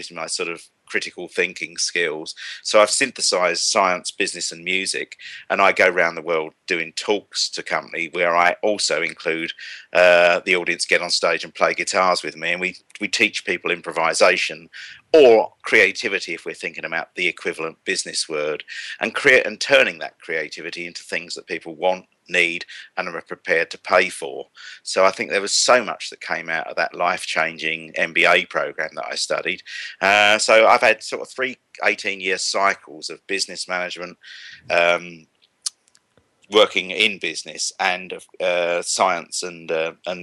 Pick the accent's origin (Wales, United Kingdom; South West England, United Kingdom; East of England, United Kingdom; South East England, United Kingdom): South East England, United Kingdom; Kent; accent: estuary; I'm from Kent, actually, but I've frequently been confused with having an estuary accent